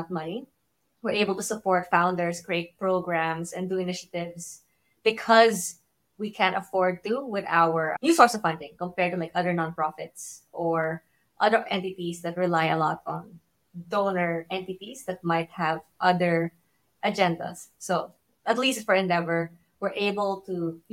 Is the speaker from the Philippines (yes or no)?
yes; Philippines; I came from the Philippines and we have a very close-knit ecosystem there.